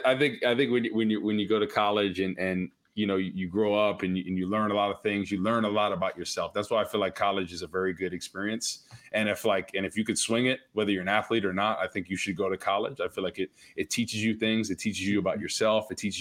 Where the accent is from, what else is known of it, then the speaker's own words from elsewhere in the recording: New Jersey, United States; moved away; I grew up in Jersey, North Jersey